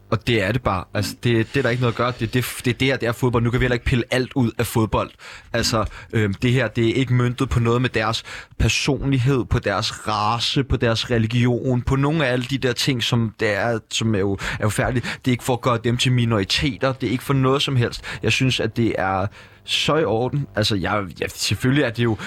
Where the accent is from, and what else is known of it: Denmark